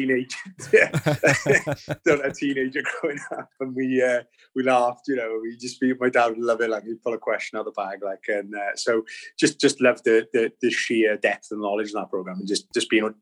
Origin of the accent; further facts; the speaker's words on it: Bridgend, Wales, United Kingdom; now in Kent, United Kingdom; I originally hail from Bridgend in South Wales, but I currently reside in near Westmorland in Kent in the southeast.